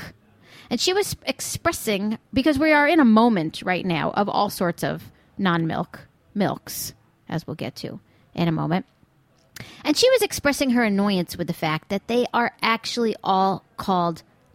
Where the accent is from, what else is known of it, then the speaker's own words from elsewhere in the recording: New York, United States; I'm from New York and I've lived here my whole life